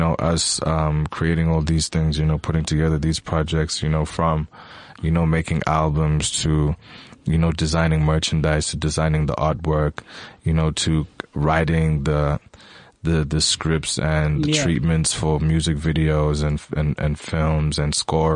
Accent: Eastern Cape, South Africa; I'm from the Eastern Cape. I was born at Bushra.

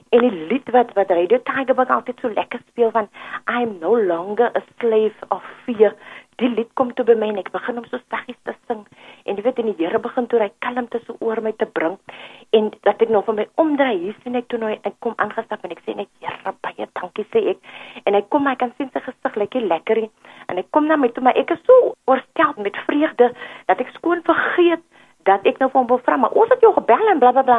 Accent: Cape Town, Western Cape, South Africa; Ek is hier van Mitchells Plain

